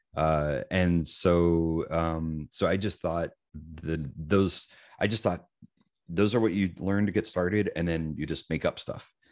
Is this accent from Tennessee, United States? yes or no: yes; Lewisburg, Tennessee, United States; I'm from Lewisburg, Tennessee, which is a small town in Tennessee, uh, hour south of Nashville.